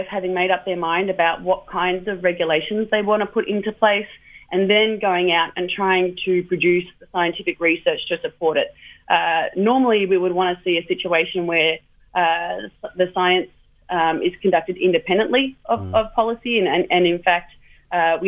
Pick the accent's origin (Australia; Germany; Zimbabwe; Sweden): Australia; I come from Australia